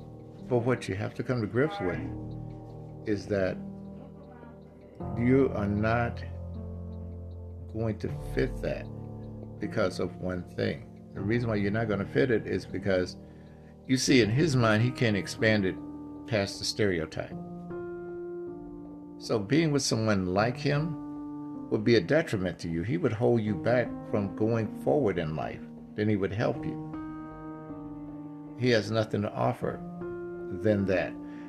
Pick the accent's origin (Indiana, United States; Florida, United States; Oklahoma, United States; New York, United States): Indiana, United States; Gary; also born or lived in Ohio; I'm originally from Gary, Indiana, and back there, it was uncommon for me to date a black man.